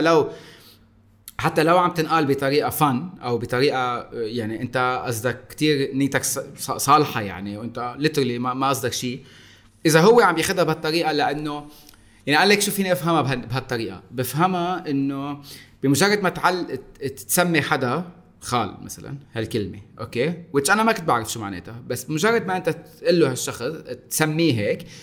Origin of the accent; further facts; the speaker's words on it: Lebanon; انا صح اني لبناني